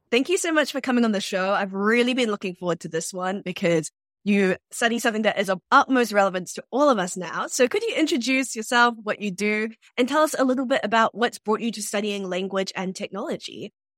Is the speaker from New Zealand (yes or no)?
yes; New Zealand; also born or lived in Sierra Leone; I'm from New Zealand and I grow up there